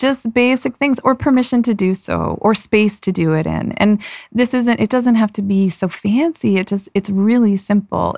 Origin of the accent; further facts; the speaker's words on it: Toronto, Ontario, Canada; moved away as an adult; also born or lived in Vancouver; I grew up in Toronto.